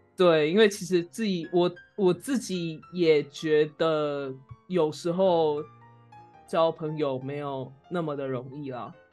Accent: Taiwan; 我们两个作为台湾人

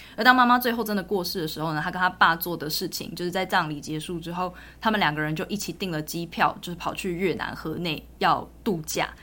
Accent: Taiwan; 身为一个台湾人

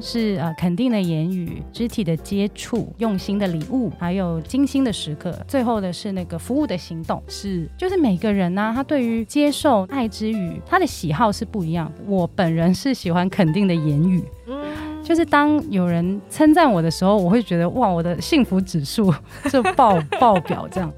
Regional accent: Hong Kong; 然后其实我是香港人

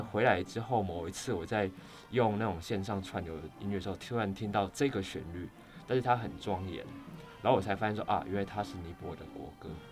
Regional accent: Kaohsiung, Taiwan; 我本身是高雄人

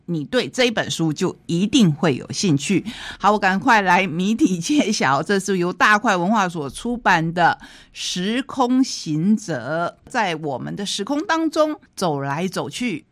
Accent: Taitung County, Taiwan; 对我们台东人而言

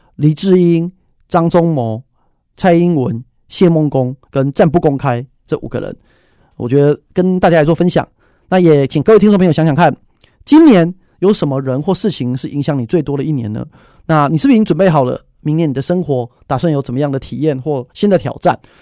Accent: Taiwan; 我们台湾人民

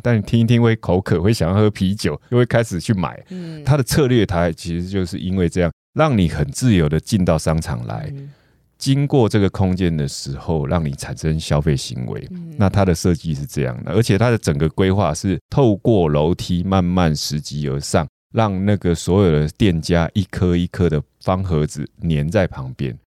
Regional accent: Taiwan; 我们台湾人的生活方式到底是什么

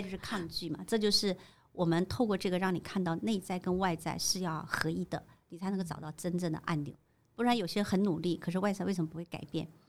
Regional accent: China; moved away as an adult; now in Taiwan; 其实我是从大陆嫁过来的 我是在刚开放的时候，台湾刚开放的时候我就嫁过来，我那时候才二十出

